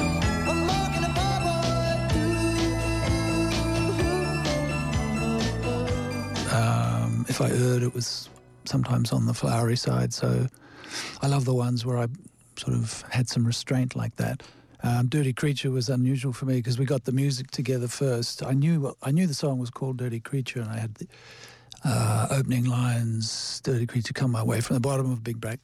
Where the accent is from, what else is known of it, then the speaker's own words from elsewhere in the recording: Te Awamutu, Waikato, New Zealand; when I was growing up in Te Awamutu